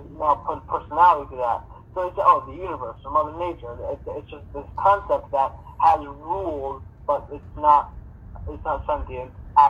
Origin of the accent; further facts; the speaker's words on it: Israel; I'm from Israel and stuff